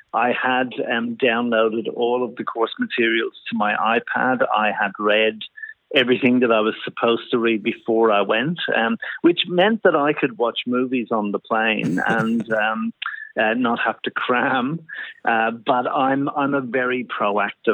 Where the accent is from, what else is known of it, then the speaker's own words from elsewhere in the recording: Dublin, Leinster, Ireland; now in Sydney, Australia; I was born in Dublin, Ireland, many years ago now. My first job was actually doing a milk round when I was probably about 14 years of age, and they used to have little battery-operated milk carts in Dublin